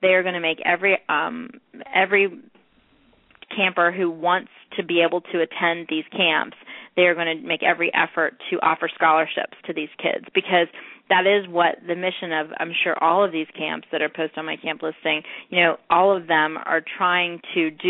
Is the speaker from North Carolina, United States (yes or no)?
yes; North Carolina, United States; North Carolina, my home state